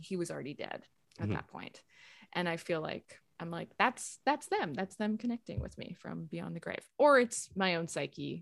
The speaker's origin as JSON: {"language": "English", "region": "Saskatchewan", "country": "Canada", "tie": "born or raised there", "moved": "yes", "lives_now": "Toronto, Canada", "said": "I grew up in Saskatchewan and we lived for a while at the top of this valley"}